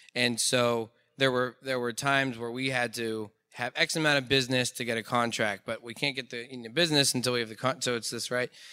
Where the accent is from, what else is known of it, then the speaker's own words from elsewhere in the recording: Pittsburgh, Pennsylvania, United States; I'm an entrepreneur from Pittsburgh, Pennsylvania